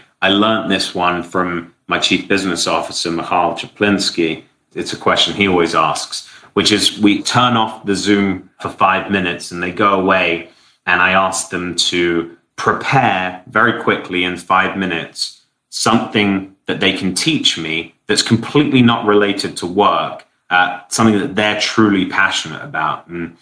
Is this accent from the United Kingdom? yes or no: yes; London, United Kingdom; also born or lived in San Francisco; now in Miami, United States; I'm from London, I'm now closer to my family